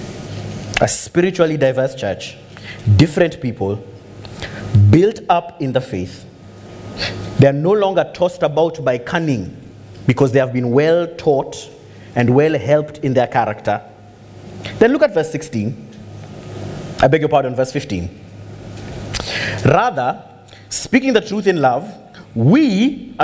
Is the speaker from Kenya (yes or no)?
yes; Kenya; I'm glad I'm a Kenyan